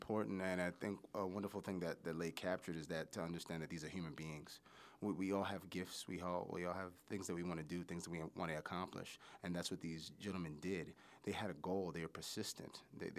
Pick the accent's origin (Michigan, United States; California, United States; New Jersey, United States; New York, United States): New York, United States; I'm from New York. There's an accent there.